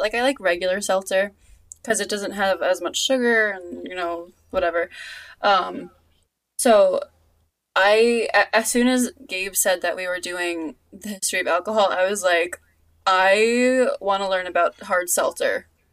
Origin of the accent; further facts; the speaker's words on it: Long Island, New York, United States; my hometown has a has a a, a seltzer place somewhere out on like the island